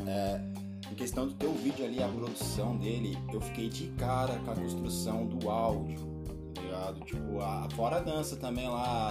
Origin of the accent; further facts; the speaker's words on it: Brazil; eu sou brasileiro, eu gosto do português